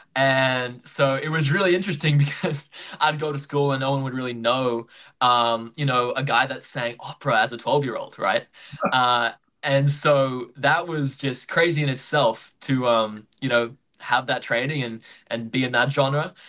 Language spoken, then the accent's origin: English; Gold Coast, Queensland, Australia; now in Brisbane, Australia; So I grew up on the Gold Coast. That's where I was born uh, in Queensland, but now I live in Brisbane.